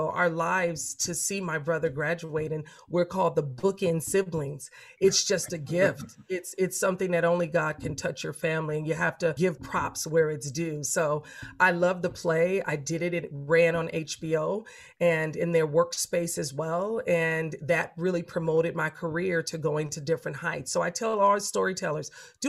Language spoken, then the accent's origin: English; Los Angeles, California, United States; I'm from a big family. I'm from South Central